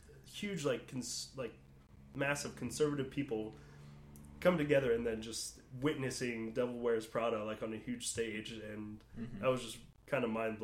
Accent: Fredericktown, Ohio, United States; where I grew up in Fredericktown.

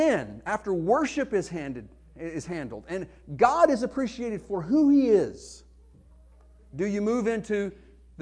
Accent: Arkansas, United States; accent: Arkansas; my Arkansas accent

